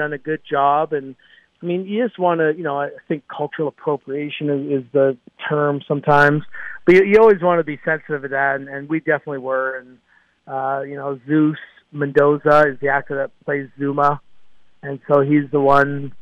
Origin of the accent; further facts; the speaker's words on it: Canada; I am born and raised in Canada and still reside in Vancouver, British Columbia